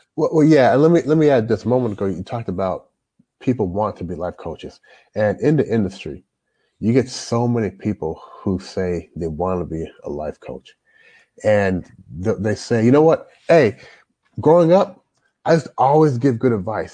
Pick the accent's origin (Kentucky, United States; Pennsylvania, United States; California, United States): Kentucky, United States; Louisville; moved away as an adult; also born or lived in Toronto, Canada; now in China; I grew up in Louisville, Louisville, Kentucky.